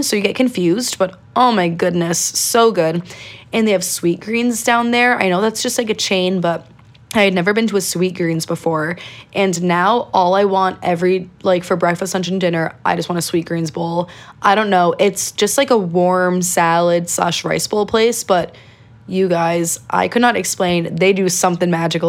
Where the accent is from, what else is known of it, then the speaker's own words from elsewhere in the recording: Connecticut, United States; I am from Connecticut. I do live here.